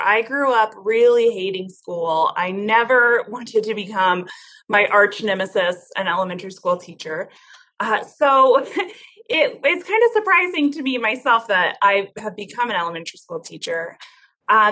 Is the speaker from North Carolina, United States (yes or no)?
no; Denver, Colorado, United States; I came back to Denver, my hometown